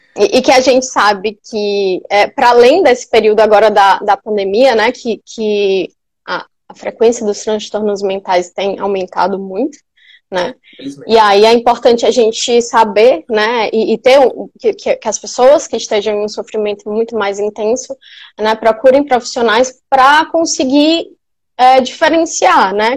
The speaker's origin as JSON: {"language": "Portuguese", "region": "Piauí", "country": "Brazil", "also_born_or_lived": "São Paulo", "moved": "as an adult", "said": "eu sou piauiense, onde eu voltei agora para morar em Teresina"}